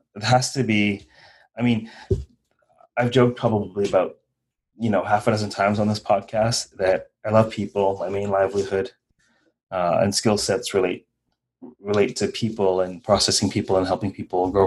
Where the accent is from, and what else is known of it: Guyana; born or raised there